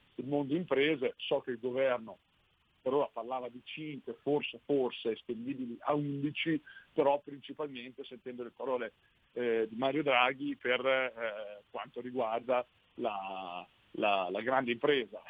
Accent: Sassuolo, Emilia-Romagna, Italy; io sono di Sassuolo proprio, quindi conosco molto bene la realtà del distretto ceramico

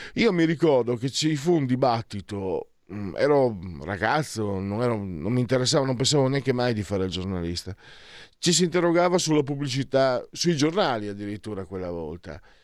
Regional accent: Veneto, Italy; dalle mie parti si dice malciapai, ehm, idioma, idioma veneto

